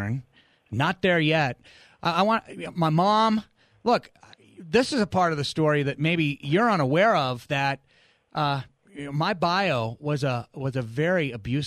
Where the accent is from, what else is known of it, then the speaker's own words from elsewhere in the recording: New Hampshire, United States; moved away; also born or lived in Arizona; we moved to New England, to New Hampshire, where I grew up